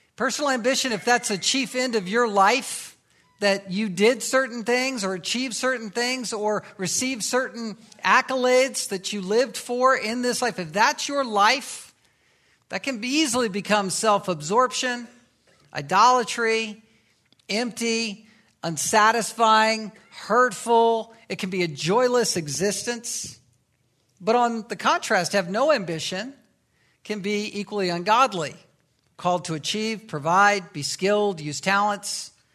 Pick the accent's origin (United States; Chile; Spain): United States; the Bible Belt; I was growing up in the Bible Belt